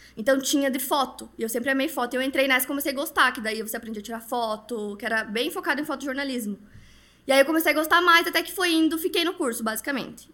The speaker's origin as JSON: {"language": "Portuguese", "region": "Paraná", "country": "Brazil", "moved": "yes", "lives_now": "São Paulo, Brazil", "said": "eu sou paranaense, agora tô morando em São Paulo"}